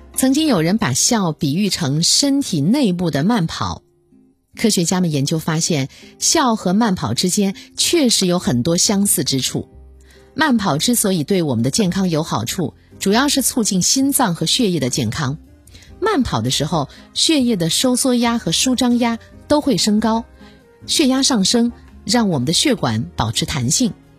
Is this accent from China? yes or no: yes; China; 我们中国人